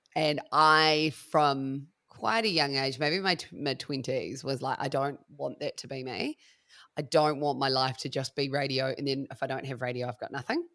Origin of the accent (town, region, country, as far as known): Christchurch, Canterbury, New Zealand; also born or lived in Melbourne, Australia; now in Wairarapa, New Zealand